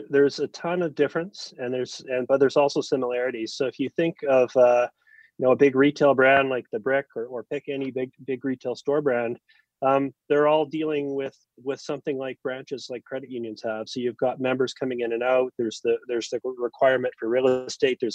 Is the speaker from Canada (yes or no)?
yes; Calgary, Alberta, Canada; also born or lived in New Brunswick, Canada; grew up, you know, entirely in Alberta, mostly in Calgary